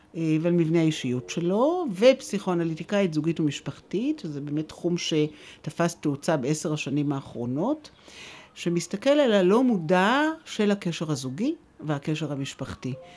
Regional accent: Jerusalem, Jerusalem District, Israel; אני ישראלית, ואני ירושלמית, מצד אחד אה, שורשים עמוקים בירושלים

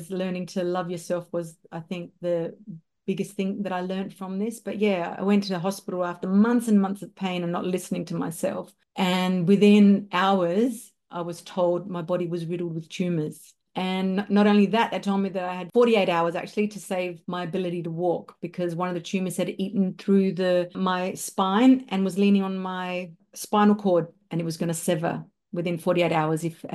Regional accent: Darwin, Northern Territory, Australia; also born or lived in Melbourne, Victoria, Australia; I'm from Darwin, Northern Territory, Australia. I did live in Melbourne for over 25 years

